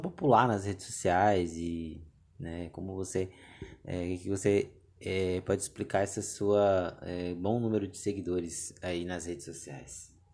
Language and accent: Portuguese; Tocantins, Brazil; now in Ceará, Brazil; minha terra, né? De, de Tocantins